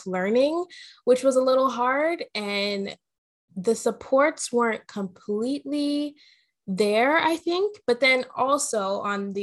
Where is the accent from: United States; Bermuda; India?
Bermuda; moved away as an adult; also born or lived in Canada; now in Toronto, Canada; So I was born in Canada, but I grew up in Bermuda.